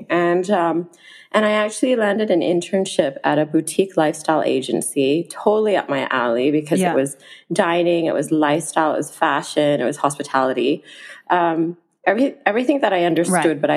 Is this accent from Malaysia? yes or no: yes; Malaysia; moved away as an adult; I wanted to be working, you know, in my home country as well